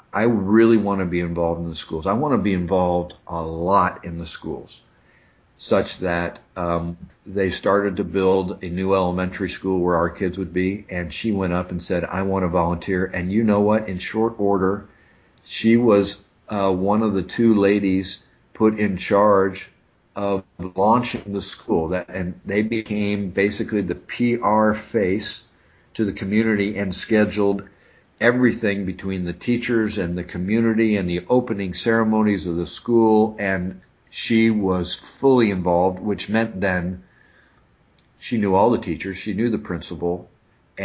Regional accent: Noblesville, Indiana, United States; I'm from Noblesville, Indiana. And, you know, Noblesville has grown now. Noblesville, you know, we didn't have a McDonald's when I was growing up there

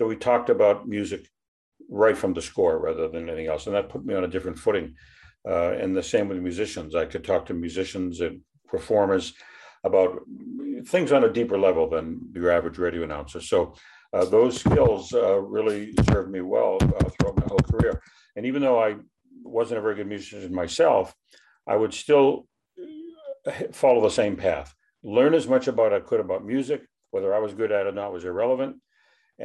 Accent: Brookline, Massachusetts, United States; I grew up in Boston, a little suburb called Brookline

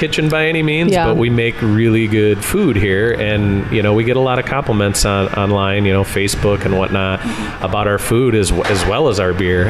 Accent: Kalamazoo, Michigan, United States; also born or lived in Stevensville, Michigan; So I lived here for a very short while. I was probably 4 when we moved, but I've kind of grown up in the Kalamazoo area

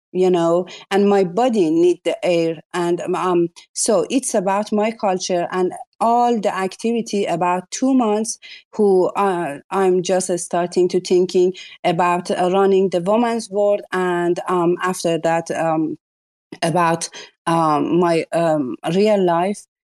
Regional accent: Iran; English is a second language; I'm uh, coming from the culture who you must be uh, have a hijab. I'm from Iran you know.

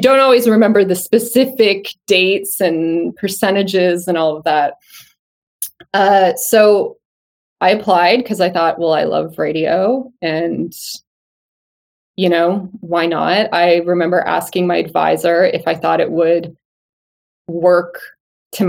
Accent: outside Toronto, Ontario, Canada; moved away as an adult; where I grew up outside Toronto

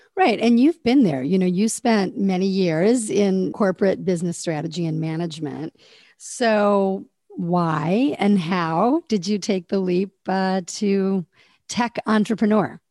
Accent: Fort Wayne, Indiana, United States; moved away; I'm originally from Fort Wayne, Indiana

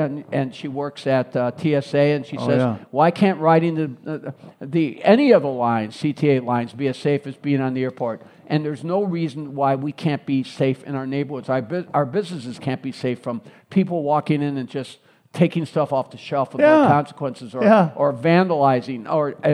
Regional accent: Chicago, Illinois, United States; also born or lived in Springfield; I grew up in Roseland. So I was born and raised in Roseland, the grandson of Greek-American immigrants

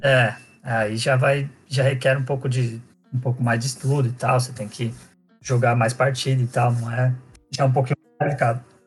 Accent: São Paulo, Brazil; eu sou de São Paulo, nasci aqui

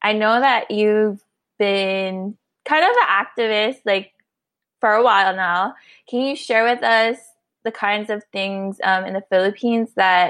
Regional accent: Honolulu, Hawaii, United States; moved away as an adult; also born or lived in Kalihi, Oahu / Palama, Oahu; now in Dallas, United States; I grew up in Papakalea, but I've moved a lot on Oahu from living there. I've lived in like Kalihi or like Palama area. So, and I went to a few high schools, McKinley High School, and I've gone to Wanalua

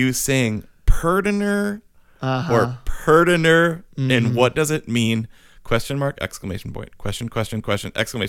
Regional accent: Wisconsin, United States; So where it came from, so we're from Wisconsin. People obviously know that. I'm actually wearing a UW-Madison sweatshirt right now, represent. Go Badgers.

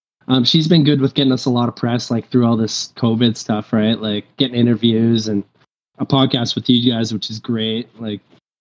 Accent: Toronto, Ontario, Canada; We're all from Toronto. Yeah, we all live downtown Toronto.

